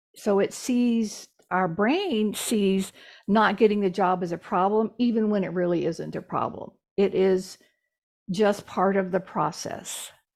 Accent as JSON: {"language": "English", "region": "Texas", "country": "United States", "said": "I'm from Texas, so I have a direct, I have a very direct sense of humor."}